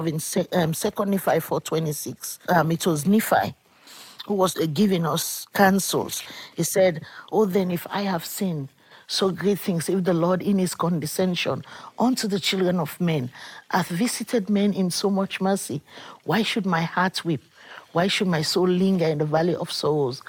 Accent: Sierra Leone; I come from Sierra Leone, and my country had a war for 12 years

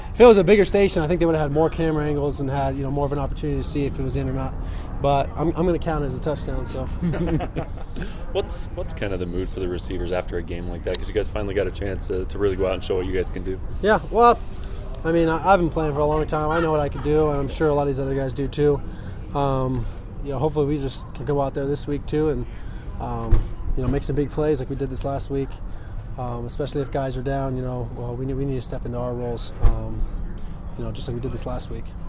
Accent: San Diego, California, United States; moved away as an adult; now in Provo, United States; San Diego, right where my hometown is

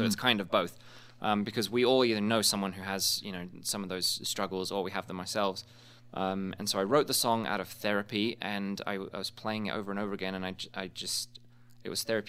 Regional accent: England, United Kingdom; now in United States; both in my home country of England and here in the States right now.

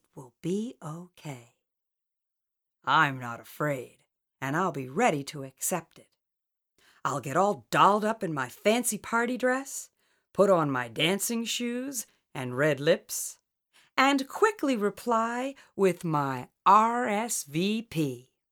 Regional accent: Collingswood, New Jersey, United States; growing up in Collingswood, New Jersey.

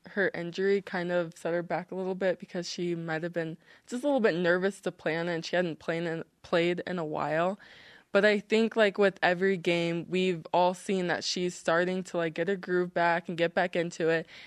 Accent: Hawaii, United States; also born or lived in Japan / Washington / Georgia; So I was born in Japan, and then we moved to Washington State, and then we moved to Georgia, and then Hawaii.

